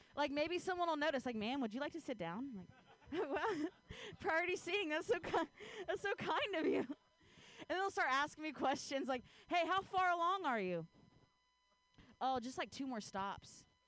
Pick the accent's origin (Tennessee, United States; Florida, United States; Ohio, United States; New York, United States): Ohio, United States; now in Bay Area, United States; I grew up in Ohio